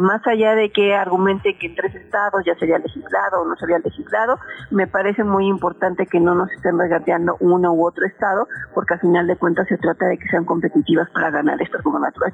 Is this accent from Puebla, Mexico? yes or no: yes; Puebla, Mexico; soy poblana